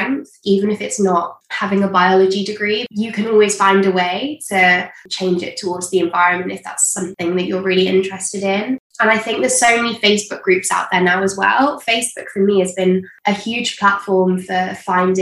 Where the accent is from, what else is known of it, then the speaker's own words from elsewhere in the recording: Manchester, North West England, United Kingdom; now in Jersey; originally from Manchester in the UK